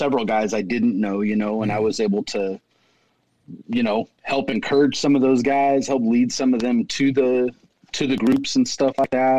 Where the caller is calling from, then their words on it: Caldwell, Idaho, United States; I'm calling from Caldwell, Idaho. I'm about 15 miles west of Boise.